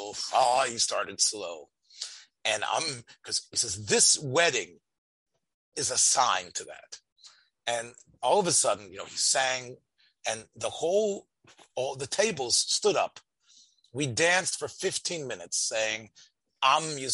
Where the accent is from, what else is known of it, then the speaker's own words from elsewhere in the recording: Memphis, Tennessee, United States; I'm from Memphis